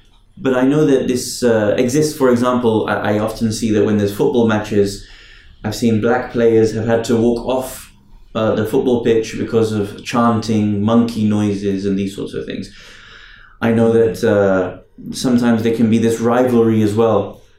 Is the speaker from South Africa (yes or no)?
no; United Kingdom; as a Brit and as a football fan